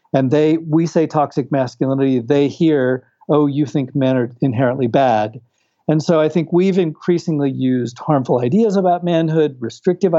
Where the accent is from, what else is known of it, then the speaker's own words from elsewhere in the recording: Houston, Texas, United States; moved away as an adult; also born or lived in California / Brazil; I'm originally from Texas and California in the U.S. and have ties, family ties to Latin America. Having witnessed a school shooting in my high school in Houston, Texas